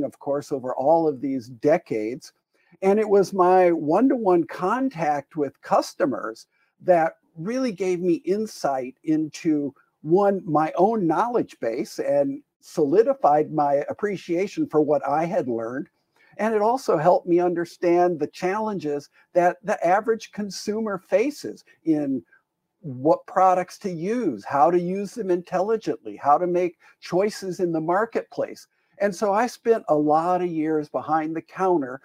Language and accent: English; Green Bay, Wisconsin, United States; we moved back to my hometown in Green Bay, Wisconsin